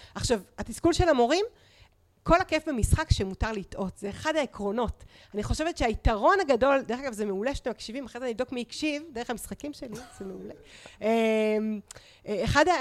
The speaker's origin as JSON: {"language": "Hebrew", "country": "Israel", "tie": "born or raised there", "said": "אני מושבניקית, אני עבדתי בשדה עם ההורים שלי"}